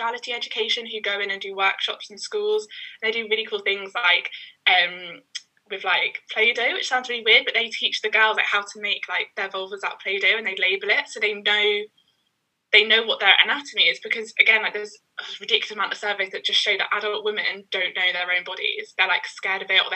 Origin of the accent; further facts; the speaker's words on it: London, United Kingdom; also born or lived in Sheffield; I'm from East London. But I spent 3 years at uni in Sheffield and now I'm back.